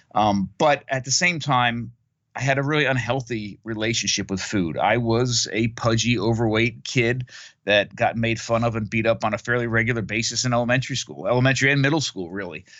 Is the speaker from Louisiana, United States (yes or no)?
no; Monmouth County, New Jersey, United States; I grew up in Monmouth County, New Jersey, on the East Coast of North America